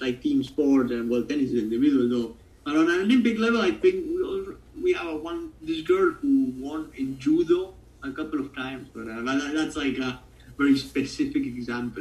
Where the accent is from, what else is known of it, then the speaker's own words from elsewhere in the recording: Argentina; accent: Italian; first language Spanish; English is a second language; I'm perhaps from what could be considered some sort of Italian colony because there's so much Italian heritage in here.